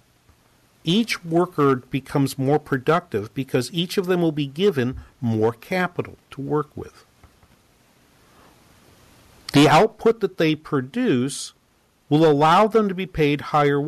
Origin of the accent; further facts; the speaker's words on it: New England, United States; I'm from New England